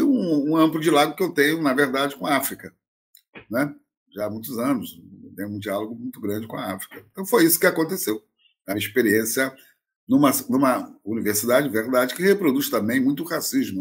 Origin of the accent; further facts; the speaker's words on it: Brazil; eu fui criado em colégio interno, na FUNABEM